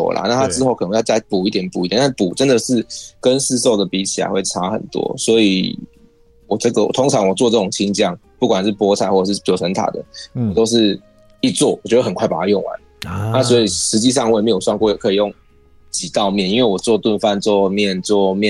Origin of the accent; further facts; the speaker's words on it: Tainan, Taiwan; 嘿，对对，第第一个第一个哦，这个第一个是没有错，我是台南人。